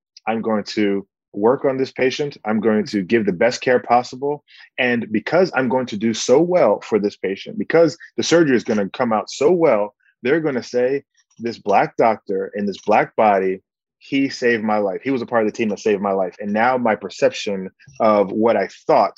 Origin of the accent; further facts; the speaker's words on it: Bahamas; my countrymen in the Bahamas